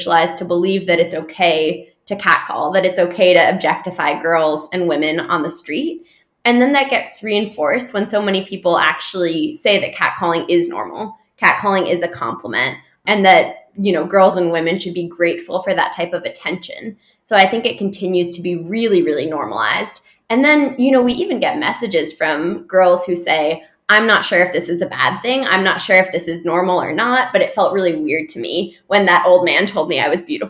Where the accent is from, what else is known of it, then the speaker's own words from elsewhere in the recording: New York City, New York, United States; growing up in New York City since I was a teenager